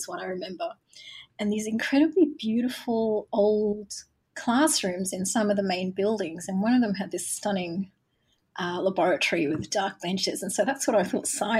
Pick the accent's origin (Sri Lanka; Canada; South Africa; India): Sri Lanka; Galle, Southern Province; born there; spent some time on the coast where my mum was from, because she's from around a village near Gaul. And I was born in Gaul.